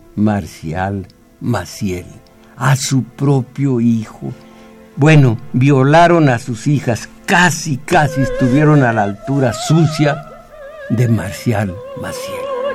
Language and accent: Spanish; Mexico